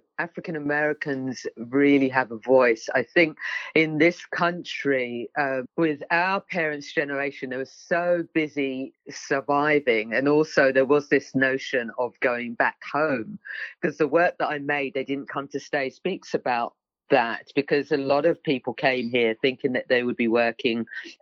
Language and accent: English; United Kingdom; We're not migrants. You know, we're British. We're born British for generations.